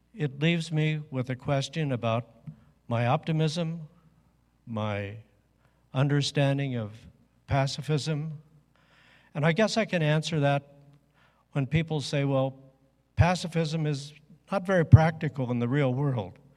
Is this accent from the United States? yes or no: yes; Midwest, United States; I grew up in the Midwest